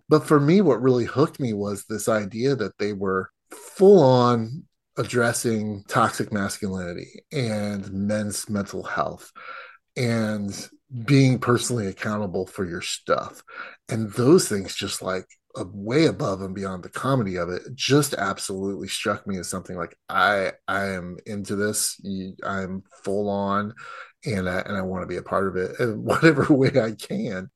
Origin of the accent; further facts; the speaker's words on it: United States; as an American